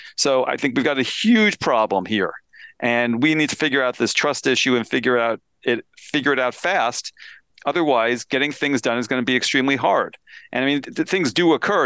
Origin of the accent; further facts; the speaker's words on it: Pennsylvania, United States; my home state of Pennsylvania